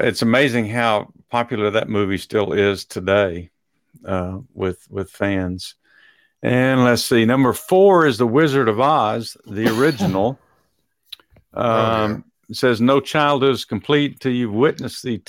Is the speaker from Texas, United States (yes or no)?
yes; Texas, United States; growing up in Texas